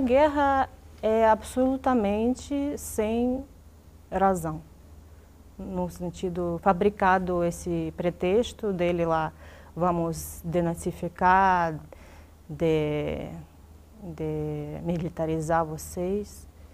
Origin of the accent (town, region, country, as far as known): Dnipro, Dnipropetrovsk Oblast, Ukraine; born or raised there; first language Russian; Portuguese is a second language; moved away as an adult; now in Brazil